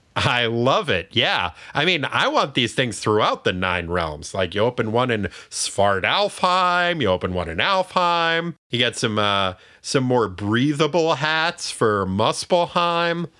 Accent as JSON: {"language": "English", "region": "New Hampshire", "country": "United States", "tie": "born or raised there", "said": "my home state of New Hampshire"}